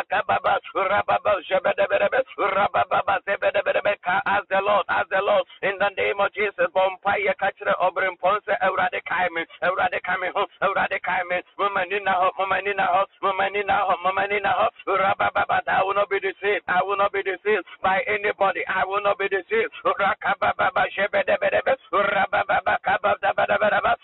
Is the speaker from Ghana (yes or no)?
yes; Ghana; I'm a Ghanaian.